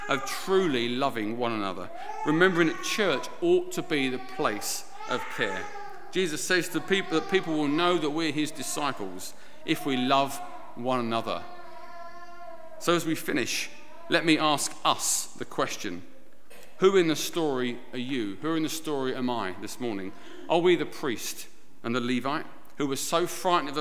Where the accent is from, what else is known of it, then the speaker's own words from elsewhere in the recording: United Kingdom; we're British